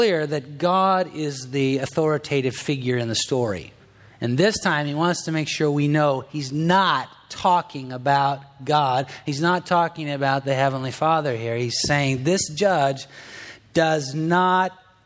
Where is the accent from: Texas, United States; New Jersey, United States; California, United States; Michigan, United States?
California, United States; Southern; I'm from Southern California